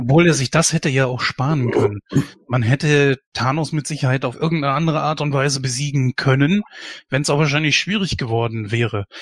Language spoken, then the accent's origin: German; Germany; bei uns in Deutschland